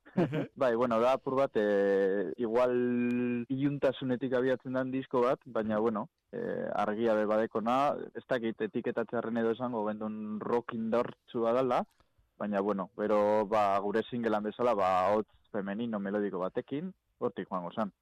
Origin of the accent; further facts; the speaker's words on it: Gernika, Basque Country, Spain; gure herrian jo gendula, gernikago jaietan